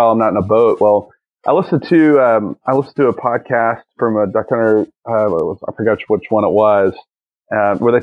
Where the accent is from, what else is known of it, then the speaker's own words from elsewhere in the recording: East Tennessee, United States; I grew up in East Tennessee